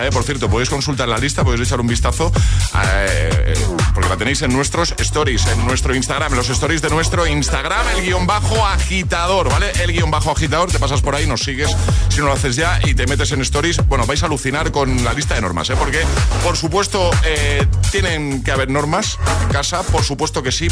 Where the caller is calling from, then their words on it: Valencia, Valencian Community, Spain; Buenos días, agitadores. … de Valencia.